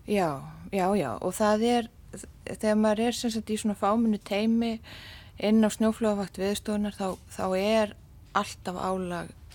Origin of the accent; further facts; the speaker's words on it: Iceland; also born or lived in Canada; ég er Íslendingur